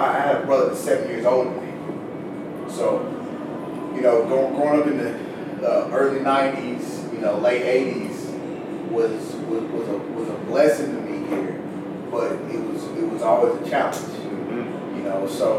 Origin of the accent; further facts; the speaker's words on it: Little Rock, Arkansas, United States; Little Rock always been special to me. You know, I grew up here. I grew up in the Quapaw Quarter, the South End